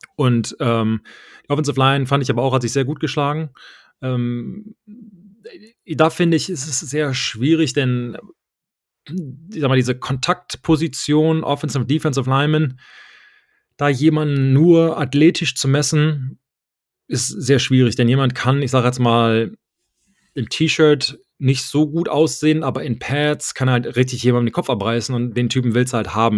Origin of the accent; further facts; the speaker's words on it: Germany; moved away; ich habe mich nie gefühlt, irgendwie als Deutscher gefühlt